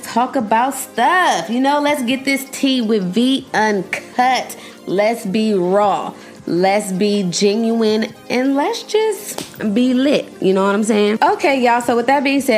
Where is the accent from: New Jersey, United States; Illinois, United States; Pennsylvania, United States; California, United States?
California, United States; Los Angeles; I'm from Los Angeles